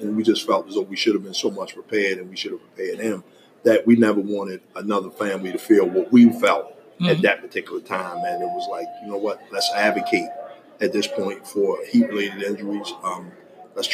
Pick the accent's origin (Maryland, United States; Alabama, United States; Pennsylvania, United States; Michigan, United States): Maryland, United States; Baltimore; I'm from Baltimore City. Only child. Grew up in the 80s